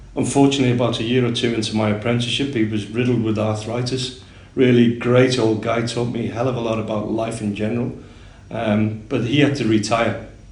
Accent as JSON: {"language": "English", "town": "Liverpool", "region": "North West England", "country": "United Kingdom", "moved": "as an adult", "lives_now": "Singapore", "said": "I'm from Liverpool originally, um, and I started working with horses when I was about 11 or 12 years of age"}